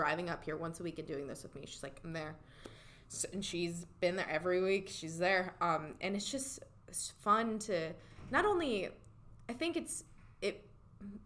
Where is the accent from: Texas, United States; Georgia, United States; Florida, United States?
Florida, United States; also born or lived in New York; I was born in New York and we moved to Florida, when I was really young